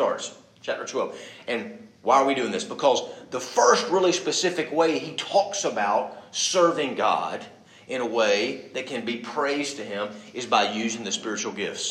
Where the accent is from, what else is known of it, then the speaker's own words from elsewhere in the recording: Birmingham, Alabama, United States; growing up in Birmingham, the belt buckle of the South